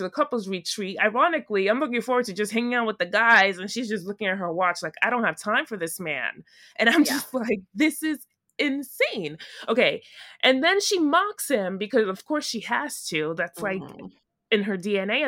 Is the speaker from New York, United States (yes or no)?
yes; New York, United States; I'm from New York